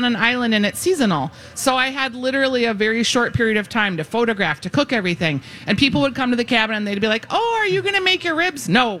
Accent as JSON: {"language": "English", "region": "Minnesota", "country": "United States", "said": "I'm from Minnesota, after all."}